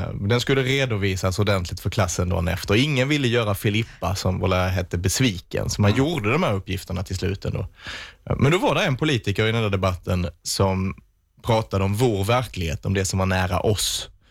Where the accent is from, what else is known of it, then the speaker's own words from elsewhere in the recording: Vittsjö, Skåne, Sweden; i Vittsjö där jag är ifrån